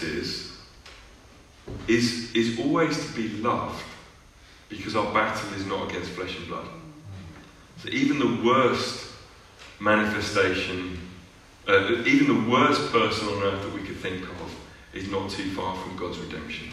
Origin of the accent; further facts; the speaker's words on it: United Kingdom; as British, you know, European people